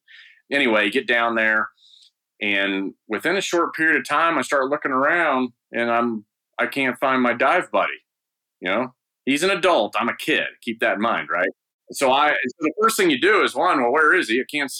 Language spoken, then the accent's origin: English; Eastern Province, Saudi Arabia; it was the only thing to do growing up in Saudi Arabia. I was there from the second grade to high school.